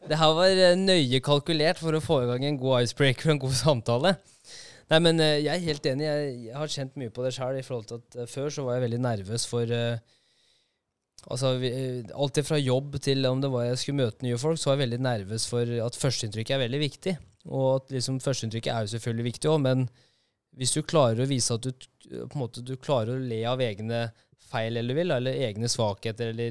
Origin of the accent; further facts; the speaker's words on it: Halden, Østfold, Norway; er fra Halden nå, vet du.